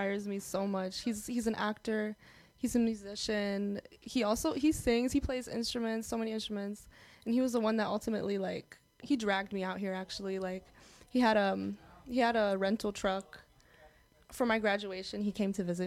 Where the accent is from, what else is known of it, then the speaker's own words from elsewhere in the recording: United States; being Arab American